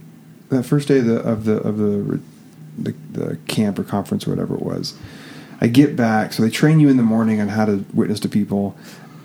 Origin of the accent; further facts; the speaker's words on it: Oregon, United States; Kate and I, both born and raised in Oregon